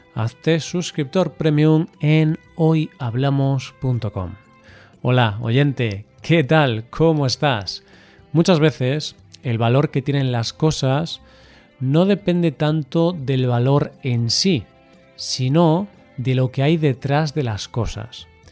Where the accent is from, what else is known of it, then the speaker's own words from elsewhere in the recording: Galicia, Spain; de mi tierra, Galicia